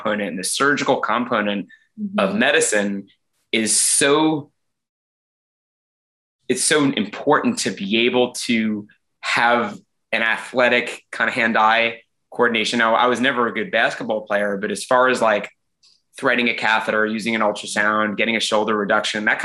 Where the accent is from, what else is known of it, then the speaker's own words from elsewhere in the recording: Long Island, New York, United States; moved away as an adult; also born or lived in North Carolina / Los Angeles; I grew up in Long Island, went to college in North Carolina